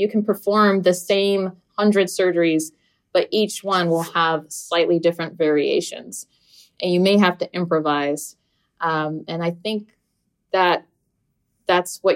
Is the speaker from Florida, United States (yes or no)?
yes; Florida, United States; English is a second language; also born or lived in New Jersey; in the fourth grade, we just moved from New Jersey to Florida